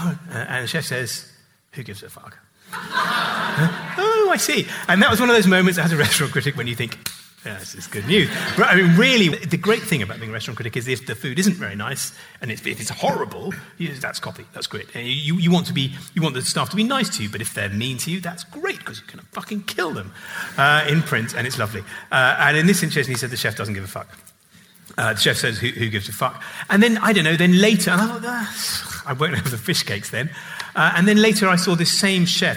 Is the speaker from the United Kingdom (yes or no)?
yes; England, United Kingdom; being an English public school boy